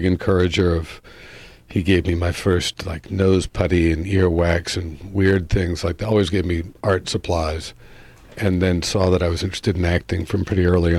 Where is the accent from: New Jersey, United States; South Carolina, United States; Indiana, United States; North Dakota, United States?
New Jersey, United States; Mendham; also born or lived in Brooklyn, New York; I grew up in New Jersey